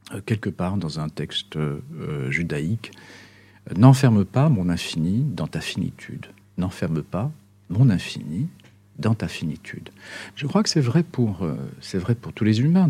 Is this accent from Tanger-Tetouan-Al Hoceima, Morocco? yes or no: yes; Tangier, Tanger-Tetouan-Al Hoceima, Morocco; now in Belgium; je suis né au Maroc